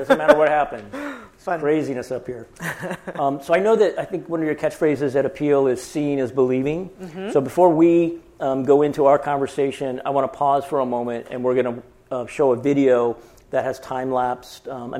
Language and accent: English; Canada; born there; I was born in Canada, I can make Canadian jokes.